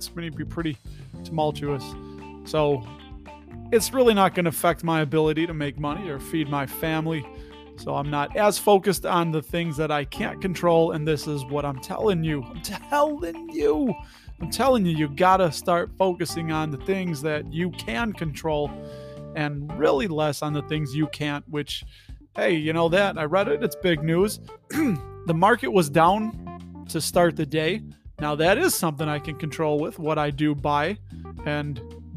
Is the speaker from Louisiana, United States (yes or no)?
no; Berwyn, Illinois, United States; accent: Chicago; I grew up in Berwyn, Illinois